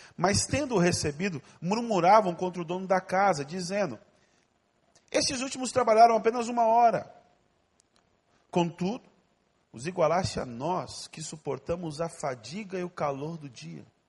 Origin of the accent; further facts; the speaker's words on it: Ariquemes, Rondônia, Brazil; also born or lived in Porto Velho / Brasília / São Paulo / United States; now in Rio de Janeiro, Brazil; Eu nasci em Ariquemes, uma cidade bem pequena